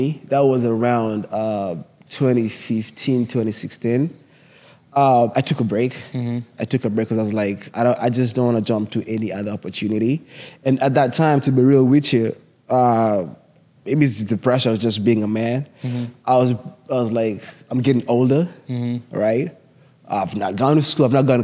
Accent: Kenya; accent: thick Kenyan; moved away as an adult; now in United States; I'm from Kenya, my accent is thick.

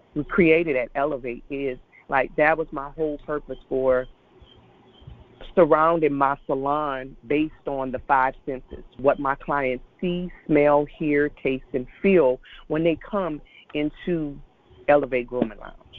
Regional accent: Lafayette, Louisiana, United States; now in Baton Rouge, United States; I was born and raised in Lafayette, Louisiana

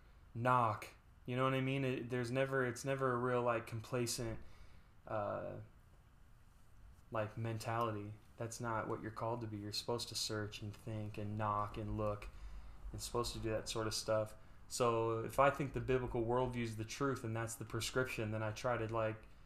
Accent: Las Vegas, Nevada, United States; I grew up in Vegas

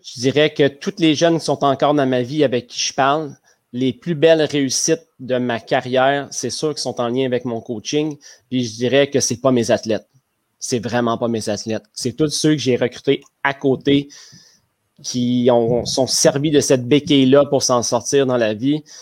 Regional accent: Le Bic, Quebec, Canada; je viens du Bic, à côté de ah Rimouski, un petit village. Et c'est là que j'ai fait toutes mes études, mon cégep, mon université.

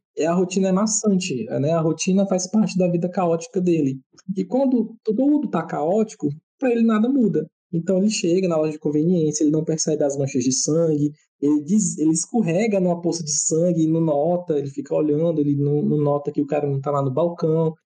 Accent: Northeast Region, Brazil; a gente é nordestino

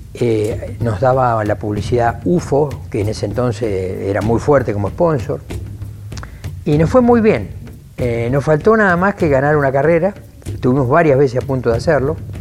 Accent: Lincoln, Buenos Aires Province, Argentina; fui a vivir a, a mi ciudad natal, a Lincoln, donde estoy actualmente todavía viviendo

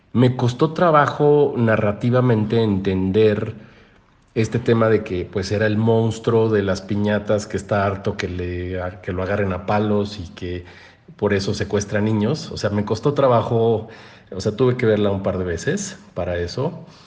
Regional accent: Mexico; nuestra cultura mexicana

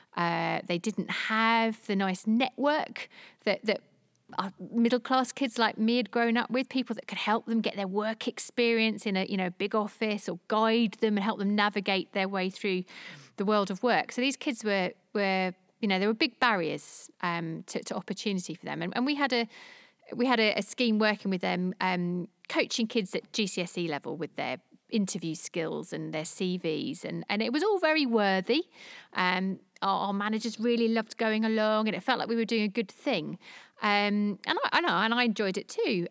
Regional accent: London, United Kingdom; moved away as an adult; now in Jersey; I'm a Londoner. Uh, I moved to Jersey six years ago.

